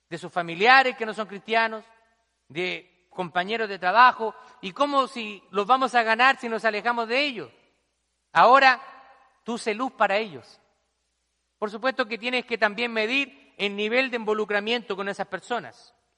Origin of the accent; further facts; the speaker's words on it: Chile; moved away as an adult; now in United States; Allá la gente rica, en mi país se le llama cuico